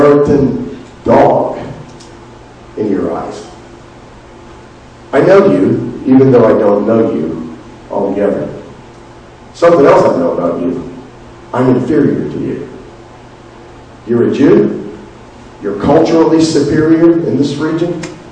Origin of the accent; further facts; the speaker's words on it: South Florida, United States; I grew up in the South, not in Alabama South, but in South Florida